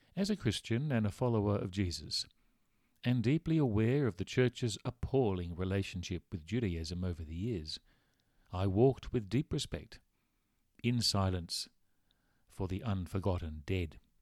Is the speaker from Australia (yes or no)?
yes; Australia; growing up in Australia.